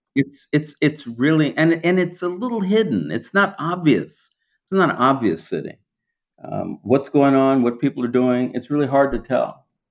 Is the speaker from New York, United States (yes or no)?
no; Los Angeles, California, United States; moved away as an adult; also born or lived in Vermont / East Coast; I was born here in Los Angeles and I went to, um, you know, a elementary school, a private, uh, like a, a Baptist elementary school in, in South Central. And then I, I moved over toward Western L A and went to junior, public junior high school and high school.